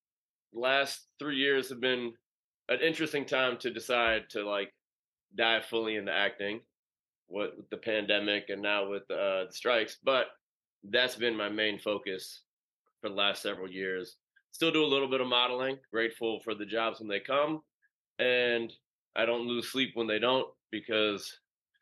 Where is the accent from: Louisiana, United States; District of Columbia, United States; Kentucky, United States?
District of Columbia, United States; Washington; moved away as an adult; also born or lived in Virginia; I'm born and raised in Washington, D.C. I spent the first 18 years of my life there